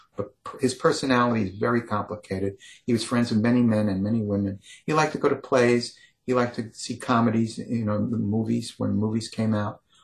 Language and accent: English; New York, United States; I grew up in New York